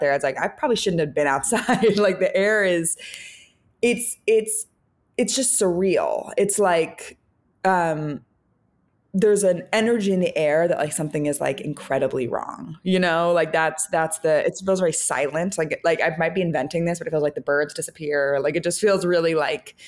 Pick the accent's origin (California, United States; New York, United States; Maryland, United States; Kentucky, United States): California, United States; San Francisco; now in Los Angeles, United States; growing up in San Francisco